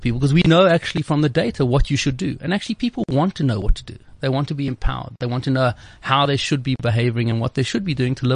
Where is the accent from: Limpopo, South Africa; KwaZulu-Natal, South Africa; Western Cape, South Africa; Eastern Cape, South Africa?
Western Cape, South Africa; Cape Town; moved away as an adult; also born or lived in United States; I grew up in Cape Town